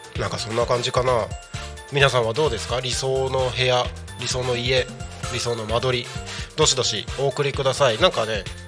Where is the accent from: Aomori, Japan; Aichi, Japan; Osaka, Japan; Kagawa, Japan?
Aomori, Japan; Takko; moved away; also born or lived in Tako, Chiba; 僕の地元青森県田子町